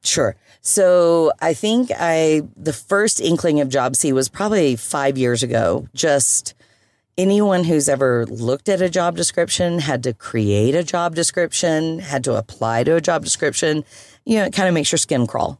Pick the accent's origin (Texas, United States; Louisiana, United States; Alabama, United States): Alabama, United States; Birmingham; also born or lived in Europe; now in Colorado, United States; I was born and bred in Birmingham, Alabama, but meandered my way around United States, a little bit of Europe